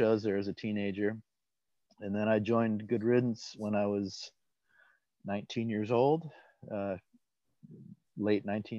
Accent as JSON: {"language": "English", "town": "Hamilton", "region": "Ontario", "country": "Canada", "tie": "born or raised there", "also_born_or_lived": "Madison, Wisconsin", "said": "I was born in Madison, Wisconsin, lived there for first 6 years of my life, actually first 5 years of my life, then moved to Hamilton, Ontario."}